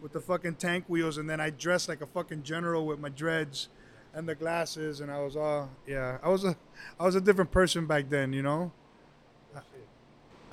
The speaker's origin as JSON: {"language": "English", "town": "Miami", "region": "Florida", "country": "United States", "tie": "born or raised there", "said": "I'm from Miami, born and raised"}